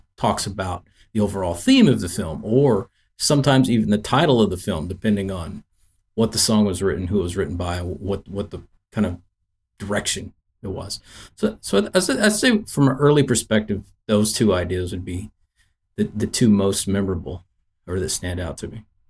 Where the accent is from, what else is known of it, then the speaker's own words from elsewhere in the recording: Nashville, Tennessee, United States; growing up in Nashville, Tennessee